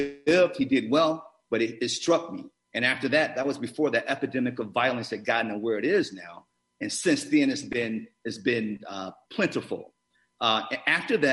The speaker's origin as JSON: {"language": "English", "town": "Gary", "region": "Indiana", "country": "United States", "also_born_or_lived": "Chicago / New York / Atlanta", "moved": "as an adult", "said": "I'm from Gary, Indiana."}